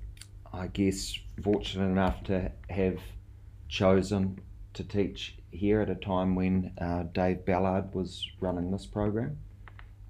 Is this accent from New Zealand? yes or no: yes; South Island, New Zealand; moved away as an adult; also born or lived in Rarotonga, Cook Islands; now in Tauranga, New Zealand; I'm from the South Island